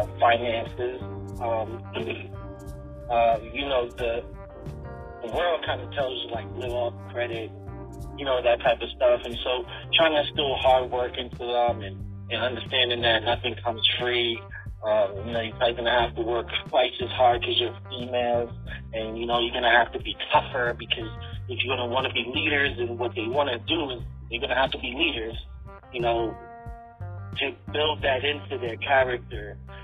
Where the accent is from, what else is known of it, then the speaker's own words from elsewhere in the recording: New York, United States; now in Virginia, United States; I grew up in New York, and as diverse as it is, it's super separating, and Virginia is not.